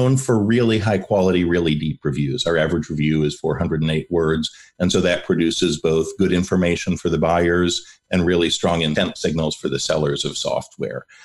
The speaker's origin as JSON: {"language": "English", "town": "Ann Arbor", "region": "Michigan", "country": "United States", "tie": "born or raised there", "moved": "yes", "lives_now": "Pflugerville, United States", "said": "I was born in Ann Arbor"}